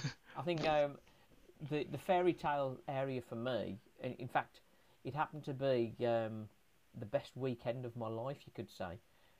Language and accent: English; Coseley, West Midlands, United Kingdom; My dad was from Brown Hills, and I was born in Cosley, which is sort of about 7 miles away from Walsall